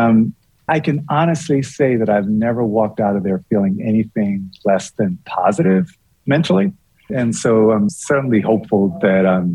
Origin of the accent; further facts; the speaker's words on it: Bermuda; moved away; When I was a kid, and I grew up in Bermuda.